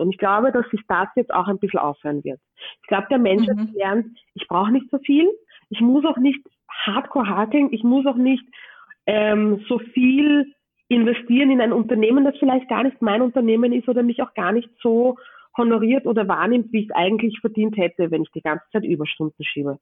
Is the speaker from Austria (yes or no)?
yes; Vienna, Austria; ich bin in Wien geboren und im 22. Bezirk groß geworden